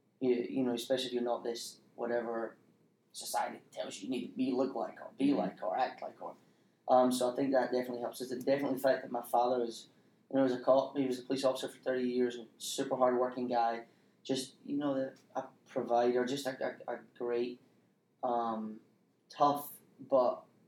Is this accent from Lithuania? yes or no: no; Scotland, United Kingdom; moved away as an adult; also born or lived in Spain; now in Troy, United States; I'm from Scotland.